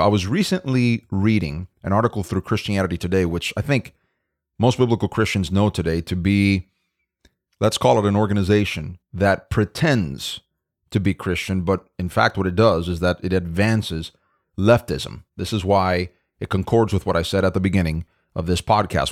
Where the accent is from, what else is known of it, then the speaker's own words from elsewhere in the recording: Florida, United States; my home state of Florida